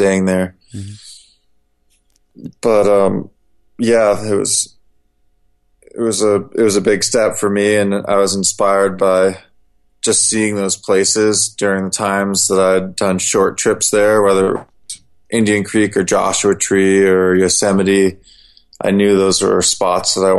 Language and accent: English; Germany; I was born in Germany, and my father's Turkish